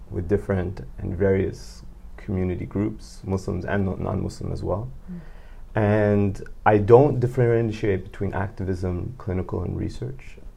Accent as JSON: {"language": "English", "region": "Berlin", "country": "Germany", "tie": "born or raised there", "also_born_or_lived": "Montreal, Canada / Egypt", "moved": "yes", "lives_now": "Denmark", "said": "I was born in Montreal. Mm. Okay. I also it's a little bit confusing, but I grew up in Germany."}